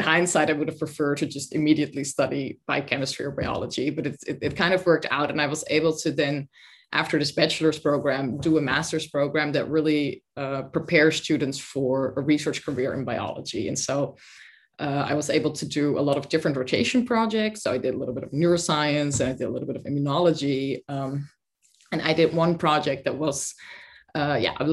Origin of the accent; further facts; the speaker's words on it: Netherlands; moved away as an adult; also born or lived in Sweden / Oxford, United Kingdom; I'm originally from the Netherlands